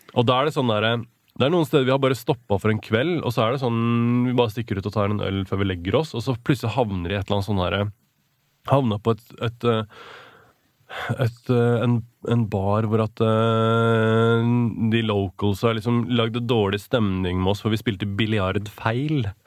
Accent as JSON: {"language": "Norwegian", "country": "Norway", "said": "vi er fra Norway"}